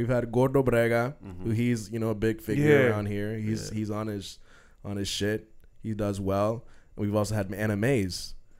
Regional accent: Nicaragua; I'm from Nicaragua.

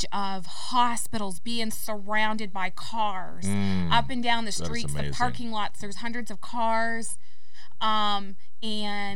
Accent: Canada; moved away as an adult; now in United States; I'm Canadian.

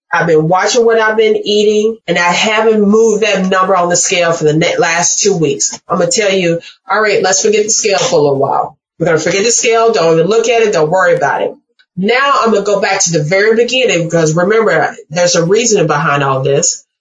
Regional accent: Mississippi, United States; I'm from Mississippi

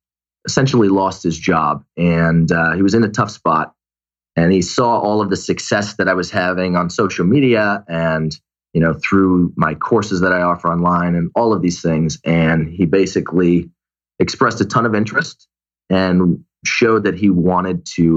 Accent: Glastonbury, Connecticut, United States; now in Los Angeles, United States; Glastonbury, Connecticut, small town.

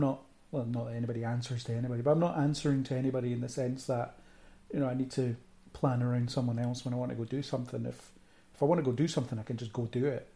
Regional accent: Falkirk, Scotland, United Kingdom; moved away as an adult; now in Edinburgh, United Kingdom; I'm from Falkirk originally. I currently live in Edinburgh, so background is grew up in Falkirk

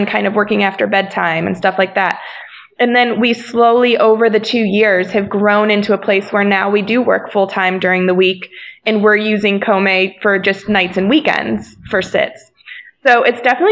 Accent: Akron, Ohio, United States; we're from Akron, Ohio

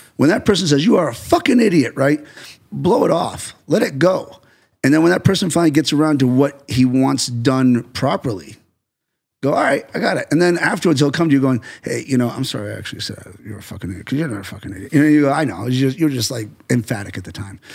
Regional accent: United States

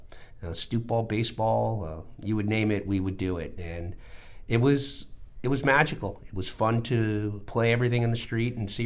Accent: New York City, New York, United States; I grew up in an outer borough, which was Queens

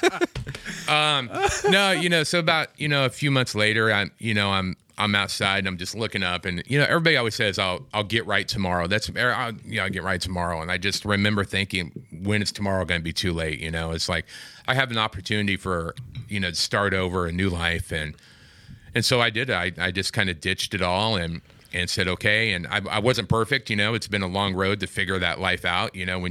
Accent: Midwest, United States; Not in California. Midwest. Okay. I'm from the Midwest, and...

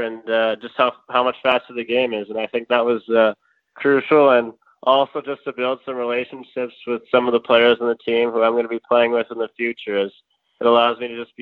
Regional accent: Edmonton, Alberta, Canada; from Edmonton, Alberta, and born and raised here.

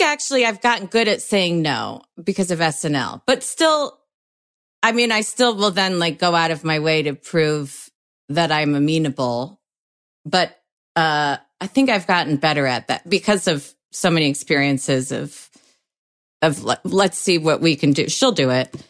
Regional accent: Oak Park, Illinois, United States; also born or lived in Springfield / Chicago; I grew up in Oak Park

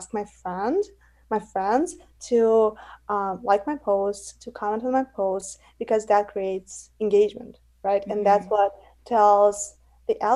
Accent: Russia; now in United States; I'm from United States, original from Russia, but I live in the United States.

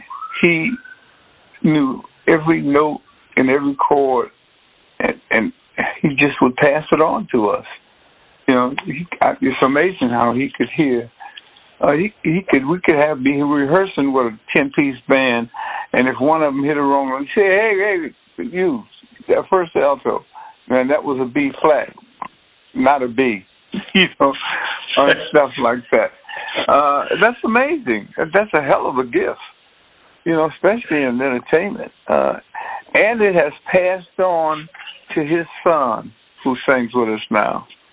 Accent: Detroit, Michigan, United States; I know how to get out from growing up in Detroit.

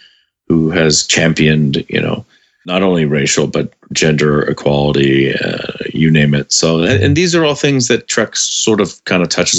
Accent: Memphis, Tennessee, United States; also born or lived in California / Indiana / Bermuda; when I was in high school in Memphis, Tennessee, and junior high, and part of, as I moved, I was born in California. After a year and a half, I moved to Indiana. After 2 years there, I moved to Bermuda.

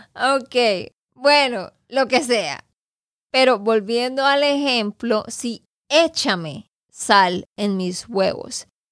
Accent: Santander, Colombia; de Santander, Colombia

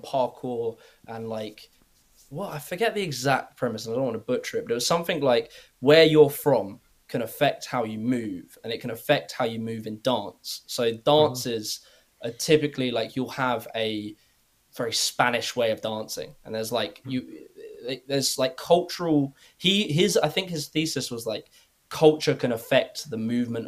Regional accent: United Kingdom; as British people

